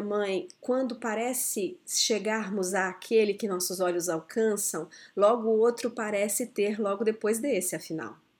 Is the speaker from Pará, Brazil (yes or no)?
no; Brasília, Federal District, Brazil; Quando eu era muito pequena, eu cresci em Brasília e a cidade estava recém-construída.